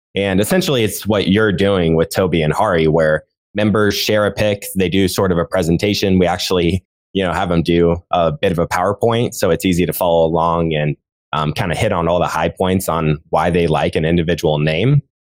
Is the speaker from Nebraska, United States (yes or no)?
yes; Nebraska, United States; I was actually born and raised in Nebraska and I'm still based here.